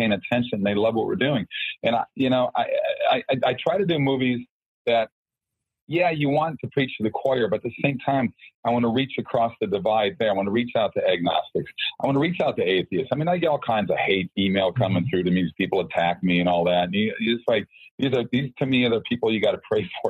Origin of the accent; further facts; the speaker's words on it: Minnesota, United States; I grew up in the Lutheran church in Minnesota, typical Scandinavian that I am, Norwegian boy.